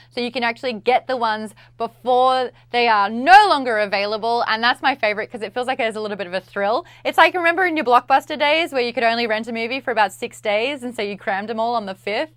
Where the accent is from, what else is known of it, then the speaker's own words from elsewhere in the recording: Australia; I'm Australian.